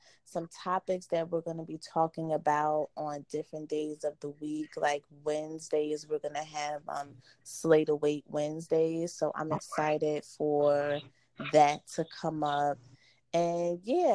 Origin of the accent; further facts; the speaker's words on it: New Jersey, United States; Born and raised Jersey girl